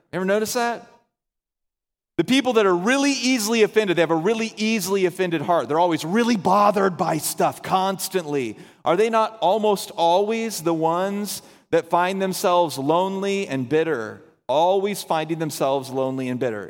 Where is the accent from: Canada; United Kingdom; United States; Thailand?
United States; the South; moved away; we're all from the South, so we all have big families.